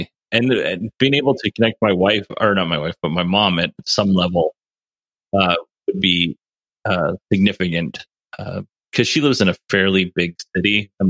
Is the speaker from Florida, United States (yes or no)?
no; Alaska, United States; moved away; I grew up in Alaska